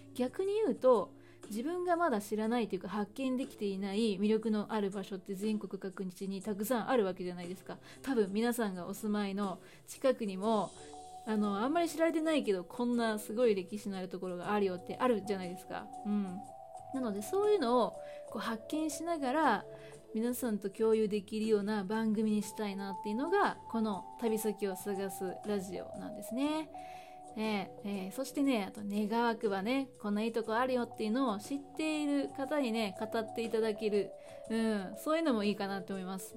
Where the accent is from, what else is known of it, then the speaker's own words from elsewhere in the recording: Hyogo, Japan; 兵庫県出身で今も兵庫県に住んでいるんですけれども